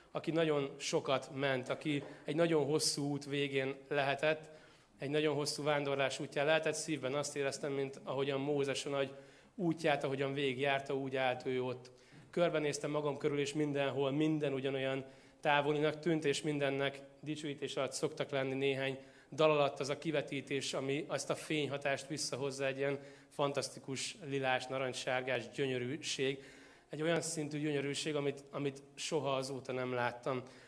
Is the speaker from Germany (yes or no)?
no; Tószeg, Jász-Nagykun-Szolnok, Hungary; moved away; én Tószegről származom Szolnok mellől